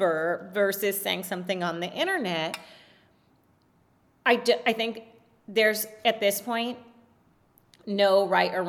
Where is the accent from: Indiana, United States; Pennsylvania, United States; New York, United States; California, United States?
California, United States; So I was raised in California.